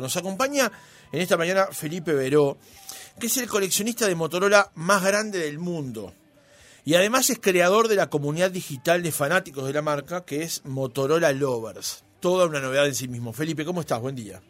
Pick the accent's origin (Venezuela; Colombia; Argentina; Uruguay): Uruguay; siempre tenemos esa cosa de camisetear nosotros como los uruguayos